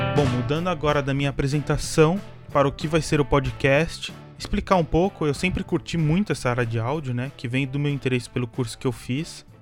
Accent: São Paulo, Brazil; aqui em São Paulo, né? Eu sou de São Paulo

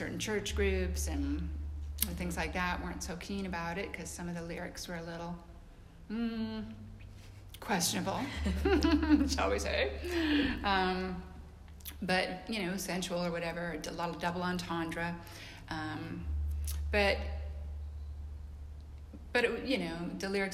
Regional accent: British Columbia, Canada; moved away as an adult; now in Nashville, United States; I'm from Canada, like the foothills of the Rocky Mountains of British Columbia.

